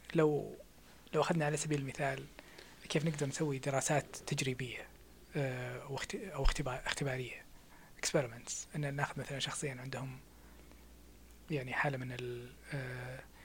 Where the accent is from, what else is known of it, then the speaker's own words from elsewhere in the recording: Saudi Arabia; احنا في السعودية